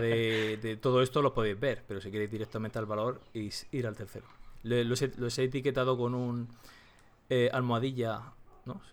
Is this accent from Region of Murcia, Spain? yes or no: yes; Region of Murcia, Spain; accent: Murcian; trilingüe diría yo, que también, que también hablo murciano